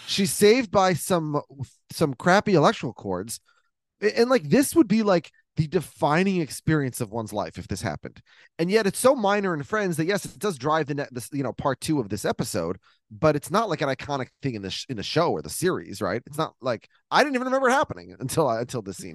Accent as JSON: {"language": "English", "region": "Minnesota", "country": "United States", "tie": "born or raised there", "said": "in my house growing up in Minnesota"}